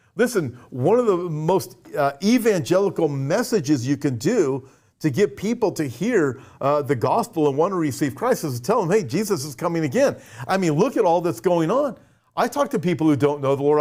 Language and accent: English; United States; I'm an American, uh, a, and I live in America.